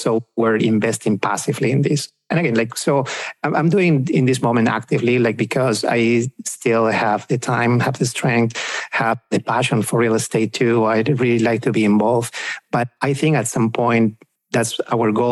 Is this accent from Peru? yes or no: yes; Peru; moved away as an adult; also born or lived in Pennsylvania / Virginia / South Texas; now in Dallas, United States; we are both from South America, from Peru. We actually came here to the US about 15 years ago